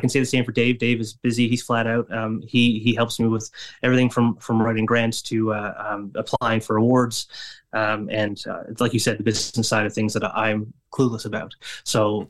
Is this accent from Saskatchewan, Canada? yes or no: no; Flat Bay, Newfoundland and Labrador, Canada; now in St. John's, Canada; my hometown, Flat Bay, it might be a bit small for a show